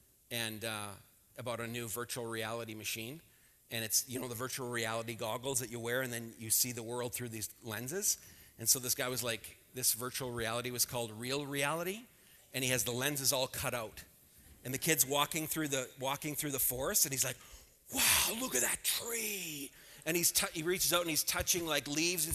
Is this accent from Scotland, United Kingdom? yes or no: yes; Scotland, United Kingdom; I'm Scottish.